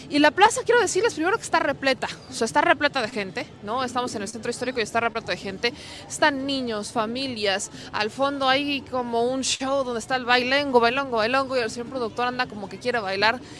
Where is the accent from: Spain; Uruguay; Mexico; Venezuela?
Mexico; nosotros somos de México.